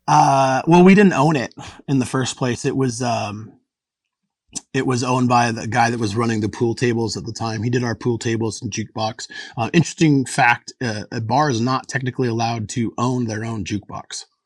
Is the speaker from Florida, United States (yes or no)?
no; Anchorage, Alaska, United States; born or raised there